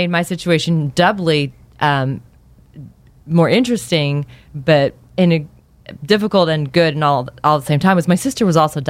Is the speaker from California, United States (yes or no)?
yes; Los Angeles, California, United States; I was actually born in L.A.